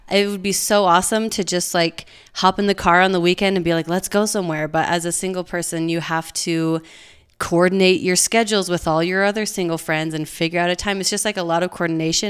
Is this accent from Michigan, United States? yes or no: no; Provo, Utah, United States; I grew up in Provo, went to Provo High, went to B Y U